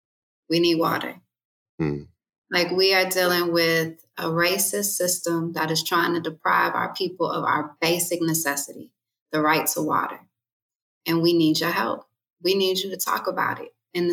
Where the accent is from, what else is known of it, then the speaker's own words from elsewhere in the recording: the South, United States; I grew up in the South